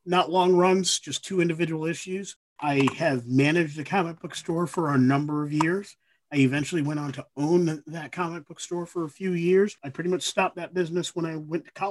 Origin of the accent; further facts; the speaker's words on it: Ithaca, New York, United States; my hometown of Ithaca, New York